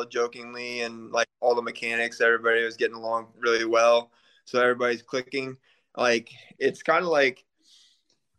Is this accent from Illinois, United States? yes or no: yes; Illinois, United States; I'm originally here from Illinois.